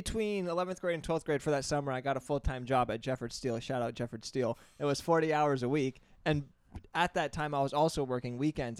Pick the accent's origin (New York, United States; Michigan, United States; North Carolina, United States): New York, United States; Plattsburgh; I dropped out of Plattsburgh State. It's a SUNY school. It's from the town that I grew up in, so I didn't have to travel far.